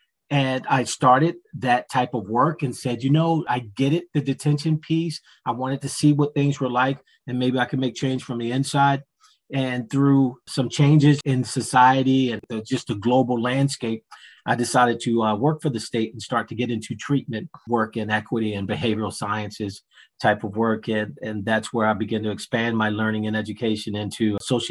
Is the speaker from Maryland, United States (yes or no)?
yes; Baltimore, Maryland, United States; moved away; also born or lived in Philadelphia, Pennsylvania / Delaware; growing up in Baltimore, then moving to Philadelphia